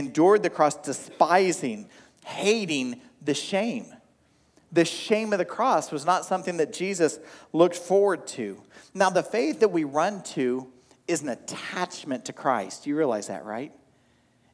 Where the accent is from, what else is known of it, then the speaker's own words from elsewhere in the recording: Oklahoma, United States; I grew up in Oklahoma